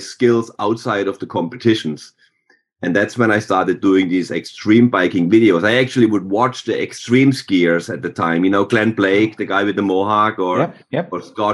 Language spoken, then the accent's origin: English; Germany; moved away; growing up in Germany